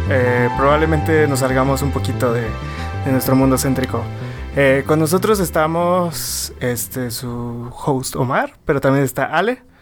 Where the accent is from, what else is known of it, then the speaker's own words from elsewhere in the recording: Villahermosa, Tabasco, Mexico; Yo soy de, de Villahermosa y en Villahermosa es súper caótico